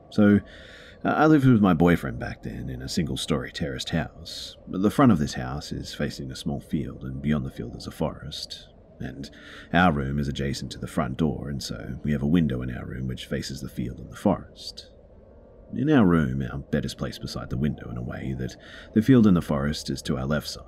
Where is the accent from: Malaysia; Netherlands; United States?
Malaysia; it's definitely not because I'm from Malaysia and uh, we don't have foxes here.